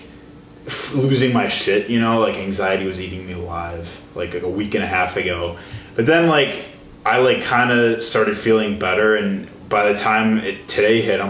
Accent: Illinois, United States; moved away; I'm originally from Illinois

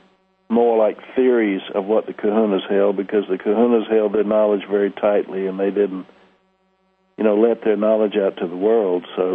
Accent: Columbia, South Carolina, United States; now in Kauai, United States; I grew up in Columbia, South Carolina, right over there where you are. And I live in Kauai now, out in the Hawaiian Islands

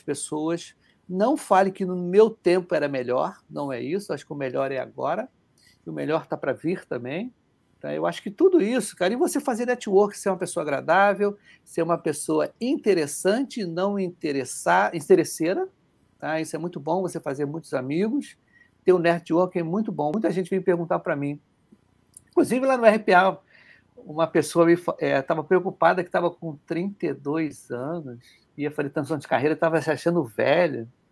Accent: Rio de Janeiro, Brazil; accent: carioca; A gente que é carioca

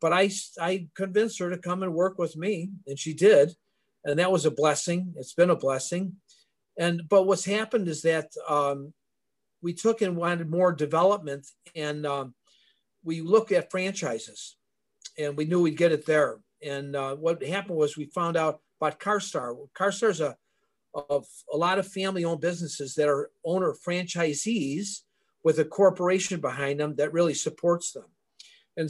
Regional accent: Elmwood Park, Illinois, United States; I grew up in Elmwood Park

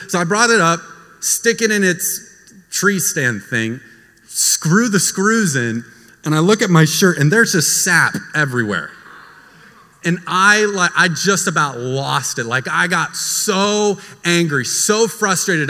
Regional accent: United States; moved away; also born or lived in Florida; I grew up in Texas and Florida

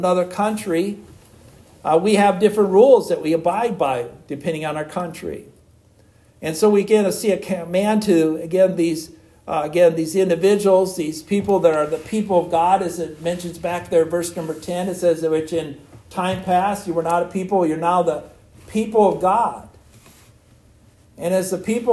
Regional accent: United States; I'm an American citizen

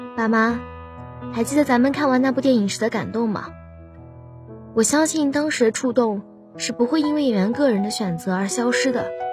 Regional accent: Haimen, Jiangsu, China; moved away as an adult; now in Nanjing, China; 来自海门。我在南京大学，距离我家乡 二百零九公里

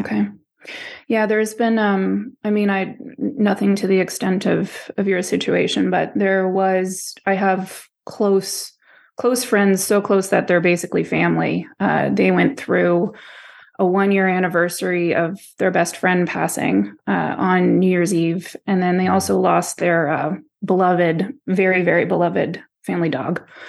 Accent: East Coast, the Maritimes, Canada; also born or lived in Florida, United States / Poland (parents); I was raised on the East Coast, so am I a Maritimer?

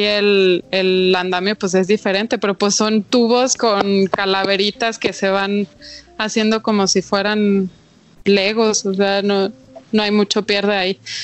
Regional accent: Chihuahua, Mexico; soy de Chihuahua

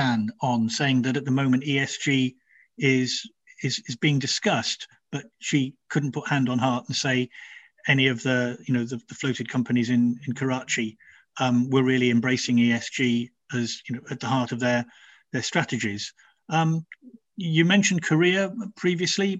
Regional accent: Nigeria; now in United Kingdom; I grew up in Nigeria

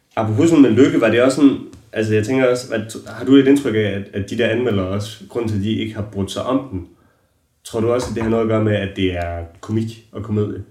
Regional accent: Holstebro, Central Denmark Region, Denmark; jeg er fra Holstebro

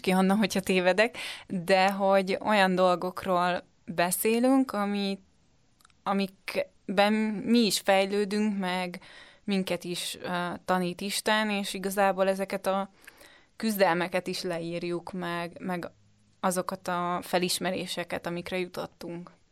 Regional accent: Budapest, Hungary; Én Budapestről jöttem, most is Budapesten

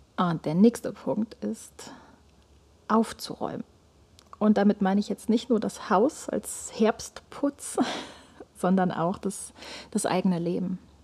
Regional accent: Germany; bei uns in Deutschland

